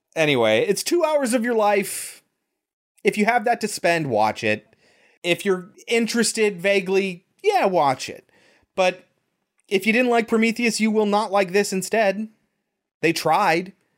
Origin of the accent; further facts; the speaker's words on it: United States; as an American